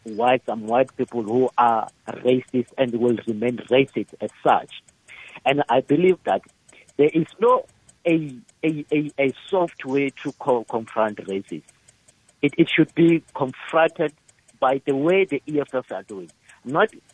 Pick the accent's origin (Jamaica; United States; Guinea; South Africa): South Africa; South African